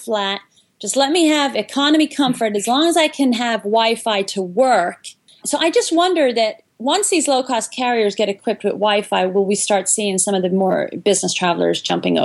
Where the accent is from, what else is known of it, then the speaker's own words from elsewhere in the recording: Ireland; we're from Ireland